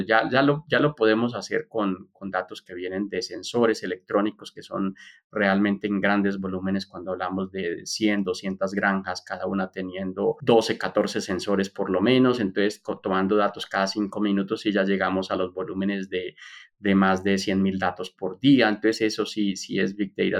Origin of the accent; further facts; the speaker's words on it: Colombia; moved away as an adult; also born or lived in Brazil / United States / Texas; yo soy colombiano